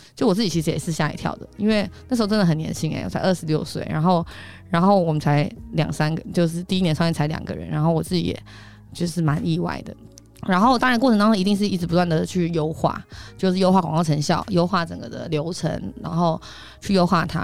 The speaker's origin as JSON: {"language": "Chinese", "region": "Taipei", "country": "Taiwan", "said": "我台北人"}